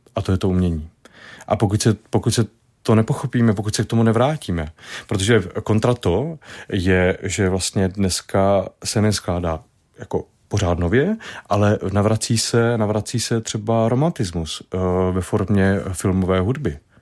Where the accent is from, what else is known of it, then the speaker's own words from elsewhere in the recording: Brno, South Moravian Region, Czechia; od malička, když jsem z Brna